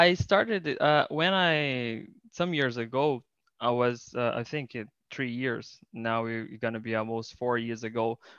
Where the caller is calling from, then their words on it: Rio de Janeiro, Brazil; I am talking from Rio de Janeiro in Brazil.